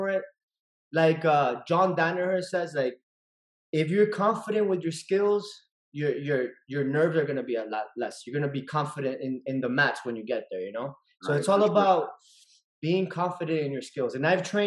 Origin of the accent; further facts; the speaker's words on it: Miami, Florida, United States; also born or lived in Nicaragua / Houston; I moved to Miami when I was seven. And I've been here all my life in Miami